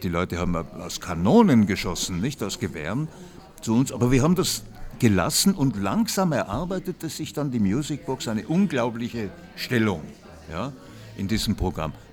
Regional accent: Vienna, Austria; wie man bei uns in Wien sagt

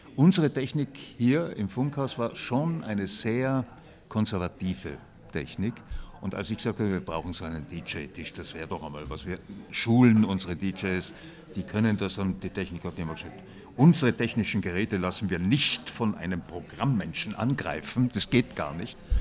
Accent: Vienna, Austria; wie man bei uns in Wien sagt

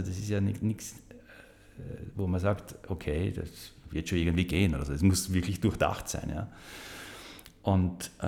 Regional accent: Graz, Styria, Austria; Bin ja gebürtiger Grazer, also ich kannte ja die Stadt gut

